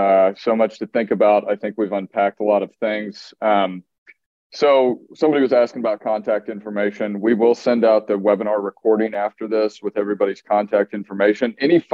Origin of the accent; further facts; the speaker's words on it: Midwest, United States; accent: Midwest; now in Texas, United States; my Midwest accent has dissipated. I now have a Texas accent.